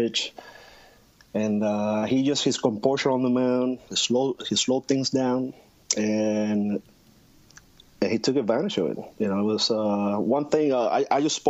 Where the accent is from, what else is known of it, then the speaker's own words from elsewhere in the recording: Puerto Rico; moved away; growing up in Puerto Rico, especially in the 80s